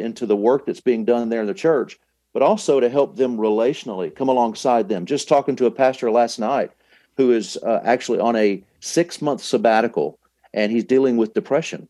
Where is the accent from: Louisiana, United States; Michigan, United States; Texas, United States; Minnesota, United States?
Texas, United States; Dallas; I'm from Dallas